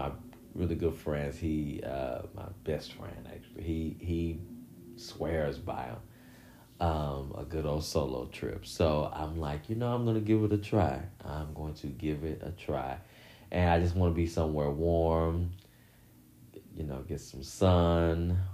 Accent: Michigan City, Indiana, United States; moved away; my hometown, Michigan City, Indiana

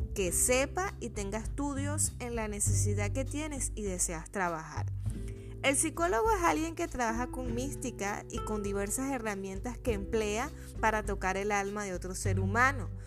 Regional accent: Venezuela; en mi país, Venezuela

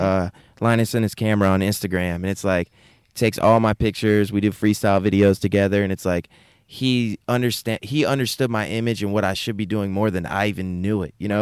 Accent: Wake Forest, North Carolina, United States; also born or lived in Raleigh; I was born in Raleigh, raised in Wake Forest

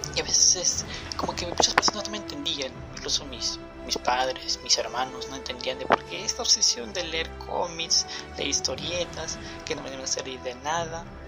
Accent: Peru; mi país. En Perú

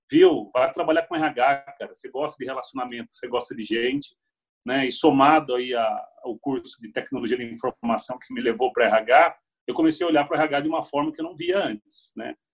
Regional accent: Piracicaba, São Paulo, Brazil; sou natural de Piracicaba, estou com 41 anos, né?

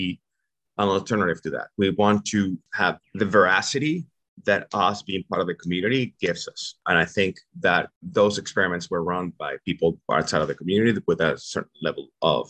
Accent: Venezuela; English is a second language; moved away as an adult; also born or lived in New York; now in United States

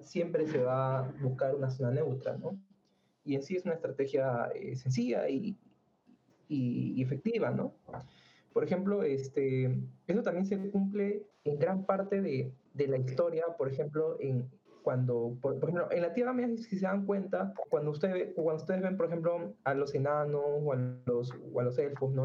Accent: Peru; nosotros somos acá de Perú

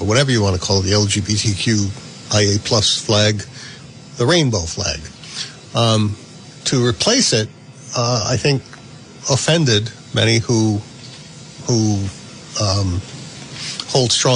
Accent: Woonsocket, Rhode Island, United States; also born or lived in North Smithfield, Rhode Island / Cumberland, Rhode Island; I was born in Woonsocket, but lived in Cumberland for about a year

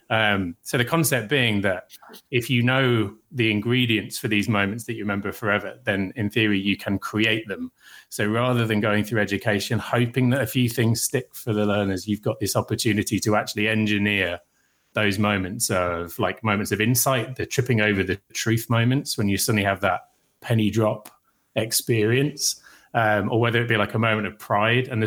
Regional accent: Birmingham, West Midlands, United Kingdom; Yeah, my hometown.

